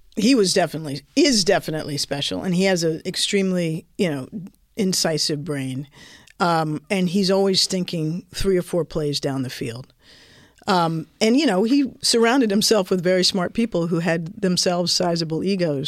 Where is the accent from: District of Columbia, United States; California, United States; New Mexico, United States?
District of Columbia, United States; Washington; also born or lived in Oxford; I was from Washington, D C